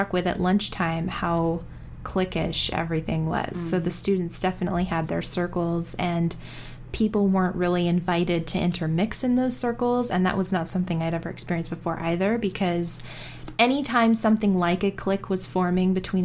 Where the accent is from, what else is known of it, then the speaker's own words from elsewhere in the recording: South Africa; I'm South African.